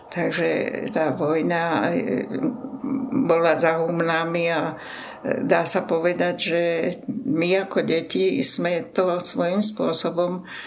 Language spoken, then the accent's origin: Slovak; Stará Turá, Trenčín Region, Slovakia; teda u nás na Starej Turej